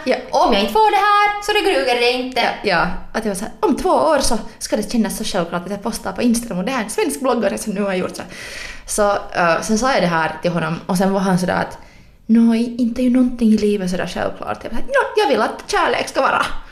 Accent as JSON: {"language": "Swedish", "town": "Helsinki", "region": "Uusimaa", "country": "Finland", "said": "jag är från Helsingfors"}